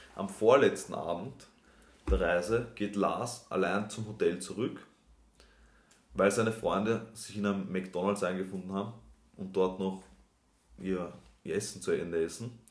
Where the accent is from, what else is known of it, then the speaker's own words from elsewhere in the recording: Austria; die Abitur oder die Matura bei uns in Österreich